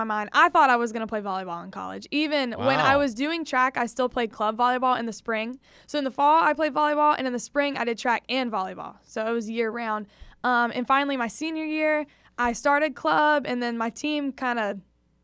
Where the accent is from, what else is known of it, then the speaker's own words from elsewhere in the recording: South Carolina, United States; moved away; I'm from South Carolina